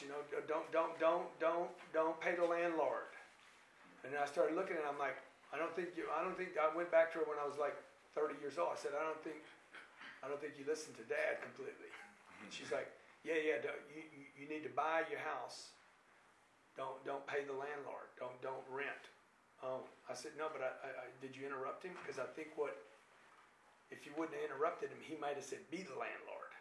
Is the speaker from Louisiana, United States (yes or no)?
yes; Lake Charles, Louisiana, United States; Where I grew up in Lake Charles, Louisiana, it's not there anymore